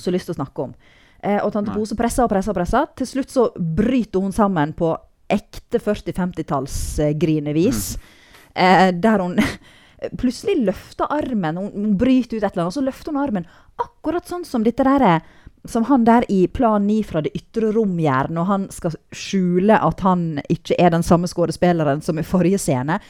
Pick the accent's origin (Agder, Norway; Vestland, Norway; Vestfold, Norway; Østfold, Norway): Vestland, Norway; Nordfjord; jeg er nordfjording